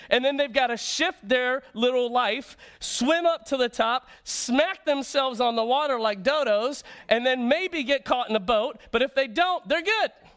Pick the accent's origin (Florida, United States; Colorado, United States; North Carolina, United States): Florida, United States; moved away; I grew up in Florida